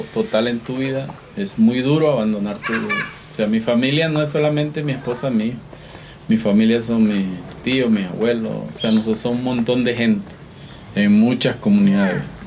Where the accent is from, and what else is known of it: Venezuela; moved away as an adult; now in Cuenca, Ecuador